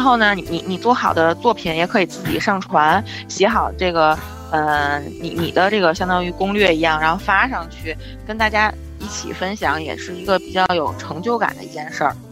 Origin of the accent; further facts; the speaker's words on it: Tianjin, China; 我们天津人过生活比较有年四节儿